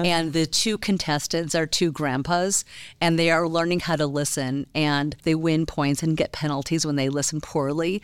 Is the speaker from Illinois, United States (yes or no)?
yes; Chicago, Illinois, United States; now in Colorado, United States; I grew up in Chicago